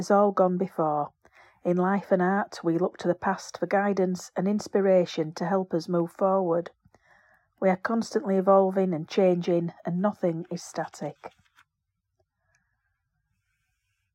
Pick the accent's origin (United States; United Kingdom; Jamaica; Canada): United Kingdom; Yorkshire and the Humber; growing up in Yorkshire, I'm surrounded by granite, sandstone, moorland landscapes